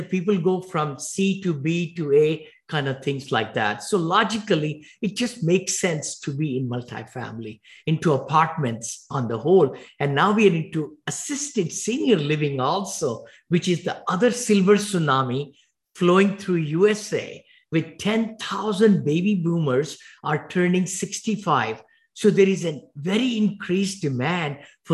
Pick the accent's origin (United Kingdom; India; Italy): India; moved away as an adult; now in Danville, United States; I came from India with $7 in my pocket